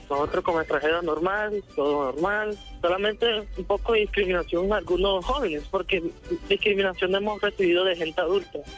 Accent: Colombia; now in Ukraine; somos aquí colombianos y que nos da miedo vivir en un país que, que, no protege protege nadie.

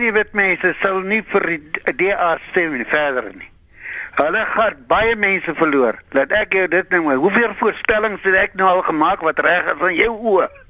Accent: Paarl, Western Cape, South Africa; Ek is in die Parel gebore.

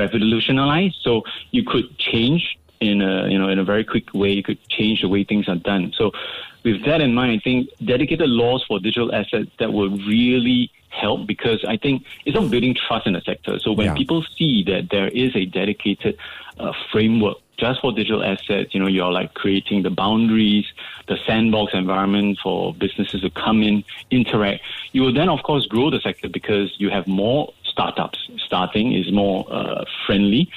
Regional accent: Singapore; I'm proud as a Singaporean

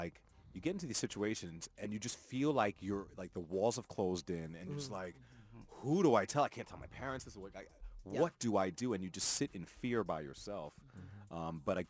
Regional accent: New York City, New York, United States; moved away; also born or lived in Chicago; I'm also originally from New York City

